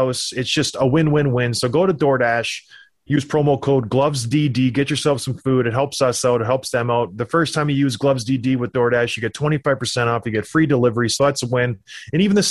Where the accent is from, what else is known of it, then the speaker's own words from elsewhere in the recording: Ontario, Canada; I'm from Ontario